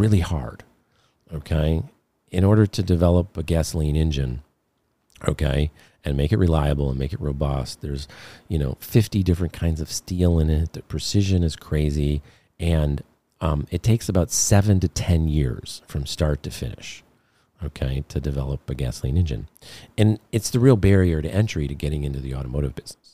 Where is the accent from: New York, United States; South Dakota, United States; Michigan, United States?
Michigan, United States; Detroit; I grew up in Detroit in the midst of the automotive business